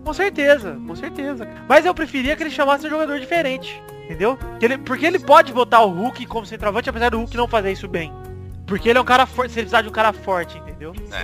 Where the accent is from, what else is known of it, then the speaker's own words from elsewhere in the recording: Araraquara, São Paulo, Brazil; minha cidade natal, Araraquara.